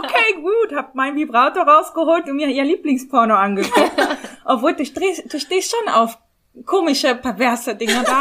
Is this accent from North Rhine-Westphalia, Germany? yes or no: yes; Bonn, North Rhine-Westphalia, Germany; now in Mannheim, Germany; Ich bin Bonnerin